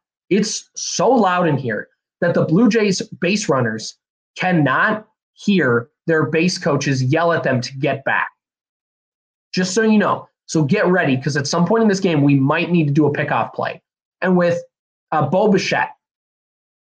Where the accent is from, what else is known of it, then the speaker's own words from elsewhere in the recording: Minneapolis–Saint Paul, Minnesota, United States; They're from my hometown